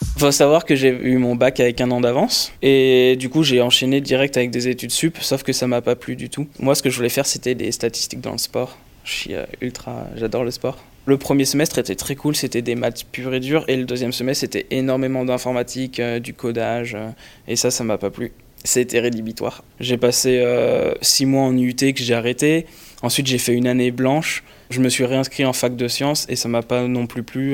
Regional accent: Lyon, Auvergne-Rhône-Alpes, France; moved away as an adult; now in Paris, France

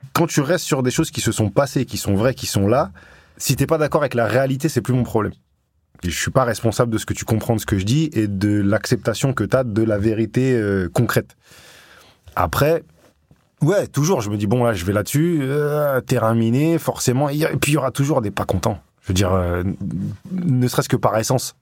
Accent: Grenoble, Auvergne-Rhône-Alpes, France; moved away as an adult; ça fait 15 ans que je suis parti de Grenoble parti à 20 ans

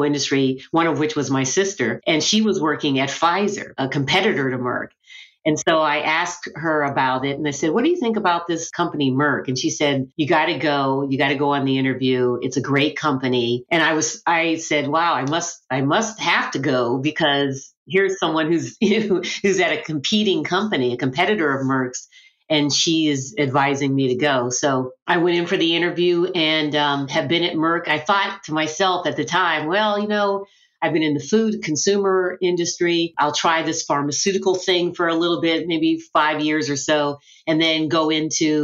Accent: Western Pennsylvania, United States; moved away; I'm from Western Pennsylvania.

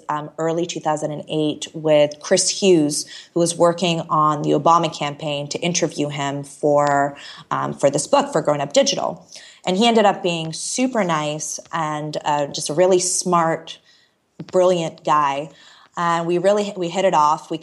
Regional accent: Canada; also born or lived in Toronto / Chicago; I moved to Chicago randomly as a Canadian

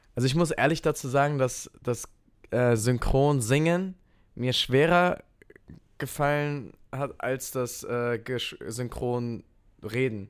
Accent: Kehl, Baden-Württemberg, Germany; also born or lived in Offenburg; ich bin geboren in Kehl, das ist direkt an der französischen Grenze und meine Family wohnt in Offenburg. Deswegen ähm, bin ich hier im Park groß geworden

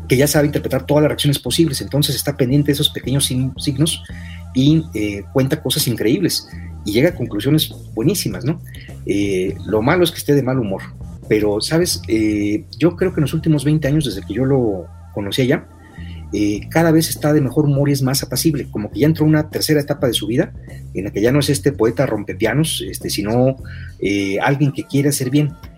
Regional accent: Tampico, Tamaulipas, Mexico; mi tierra, de Tampico, Tamaulipas

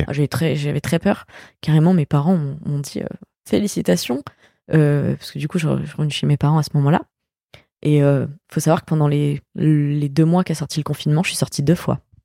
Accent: France; quand on est français

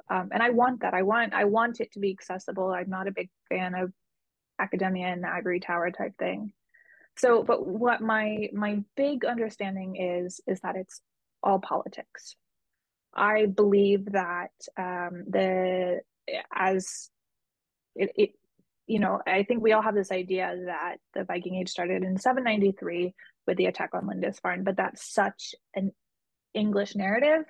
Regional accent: United States; I am American

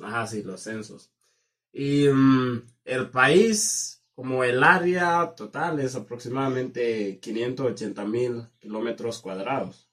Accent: Kenya; moved away; yo provengo del condado que se llama Callado y es el, es el más rico del país.

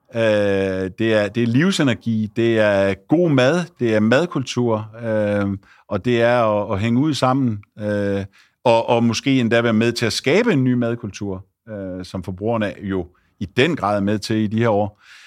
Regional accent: Esbjerg/Ribe area, Southern Denmark, Denmark; Esbjerg, Ribe og uh, ude på, uh, hvor jeg kommer fra

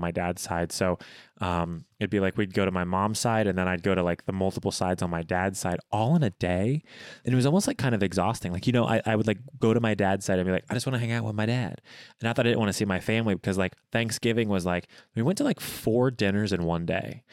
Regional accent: Bloomington, Indiana, United States; in my hometown of Bloomington

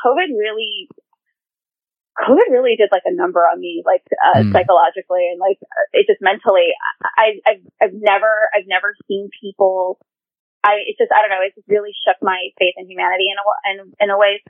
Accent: New York City, New York, United States; growing up in Queens, you know, I went to school with a different, like people of different faiths

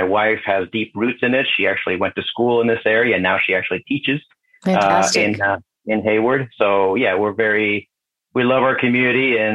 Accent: Mexico; now in United States; growing up in Mexico.

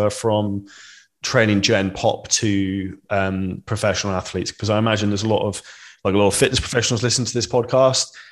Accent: United Kingdom; being British

